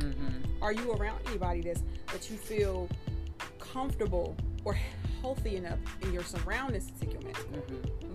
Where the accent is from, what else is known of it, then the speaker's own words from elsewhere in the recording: Philadelphia, Pennsylvania, United States; I'm from Philly